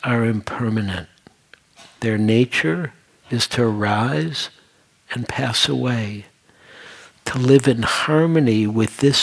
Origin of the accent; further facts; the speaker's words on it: Detroit, Michigan, United States; moved away as an adult; also born or lived in New York; I was born and raised in Detroit, and I had a whole life there